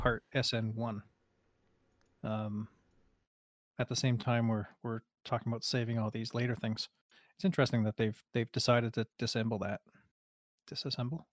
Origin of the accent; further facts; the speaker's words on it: Canada; as a Canadian